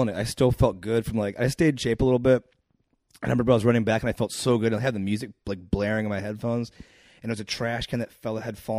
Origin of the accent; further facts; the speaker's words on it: Akron, Ohio, United States; Ohio, Akron.